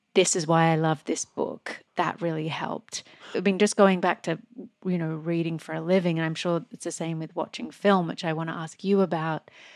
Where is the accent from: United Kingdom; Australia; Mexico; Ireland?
Australia; moved away; when I grew up in Australia